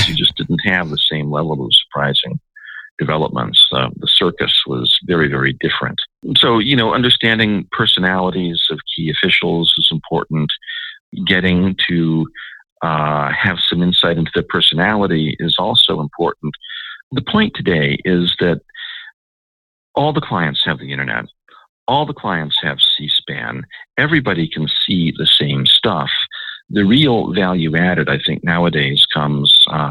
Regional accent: Washington, District of Columbia, United States; I grew up in Washington

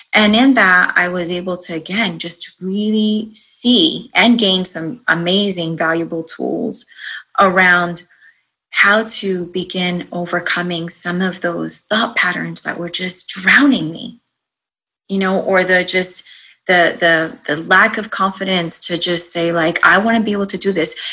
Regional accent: East Coast, United States; moved away as an adult; also born or lived in Rhode Island / New York / Arizona; now in Virginia, United States; I grew up on the East Coast

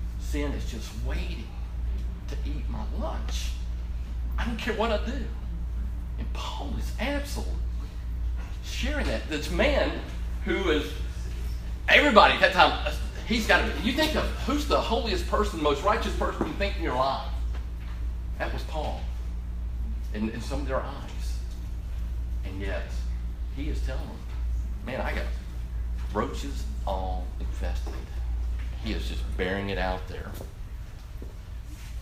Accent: Orlando, Florida, United States; moved away as an adult; now in Chattanooga, United States; I grew up in Orlando, Florida, and moved up here actually to go to Tennessee Temple University

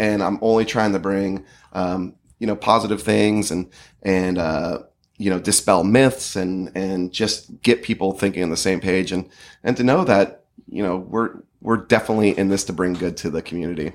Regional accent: San Diego, California, United States; I'm a San Diego kid

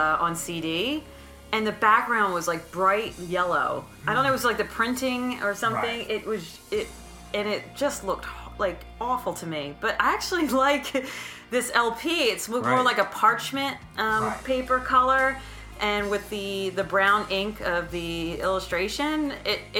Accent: United States; as a American

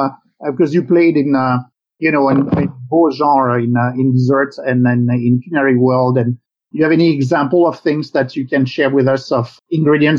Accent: France; English is a second language; now in United States; I'm from France.

